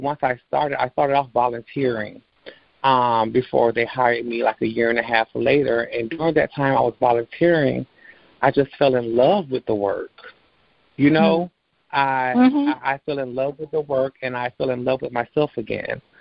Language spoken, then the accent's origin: English; Orlando, Florida, United States; I was born and raised here in Orlando, Florida